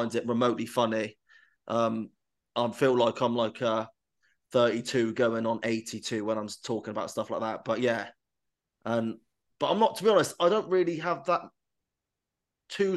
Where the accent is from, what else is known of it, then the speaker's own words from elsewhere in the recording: England, United Kingdom; as an Englishman and an English fan